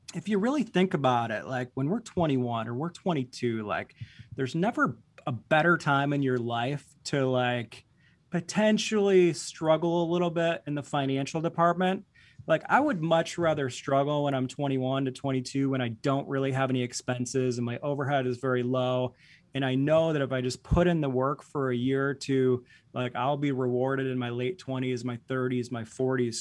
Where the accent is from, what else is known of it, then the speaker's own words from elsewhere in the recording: Boyne City, Michigan, United States; moved away as an adult; now in Grand Rapids, United States; I grew up in a very small town in northern Michigan, uh, Boyne City